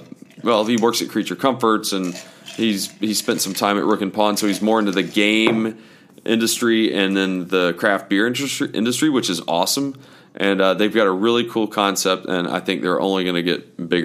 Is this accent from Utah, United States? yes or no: no; Stone Mountain, Georgia, United States; I'm from Stone Mountain.